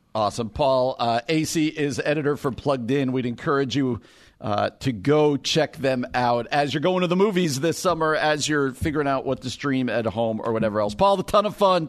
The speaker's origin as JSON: {"language": "English", "region": "New Jersey", "country": "United States", "said": "I'm from North Jersey"}